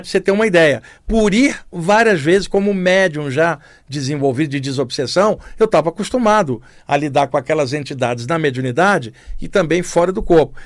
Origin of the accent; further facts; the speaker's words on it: Duque de Caxias, Rio de Janeiro, Brazil; moved away as an adult; Rio de Janeiro, onde eu cresci e vivi até os 27 anos. Eu morava em Duque de Caxias